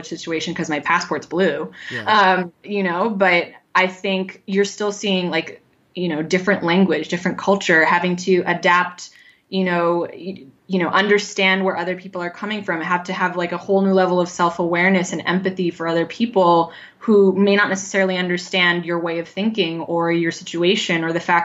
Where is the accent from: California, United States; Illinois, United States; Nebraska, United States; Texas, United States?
California, United States; Los Angeles; moved away as an adult; now in Spain; as an Asian American growing up in California